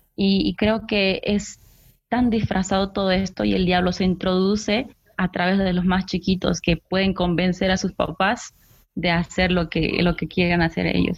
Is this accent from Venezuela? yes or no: no; Bolivia; aquí en mi país, en Bolivia